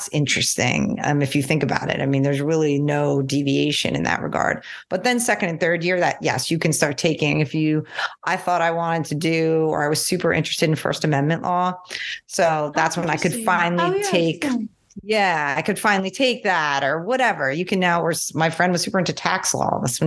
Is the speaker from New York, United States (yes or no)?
yes; New York, United States; I'm from New York